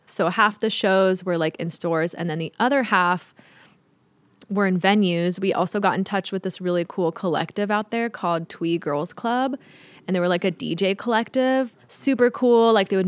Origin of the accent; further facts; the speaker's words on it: Riverside, California, United States; because we came from Riverside. So, you know, we would come to LA sometimes, but we didn't really know anyone out here.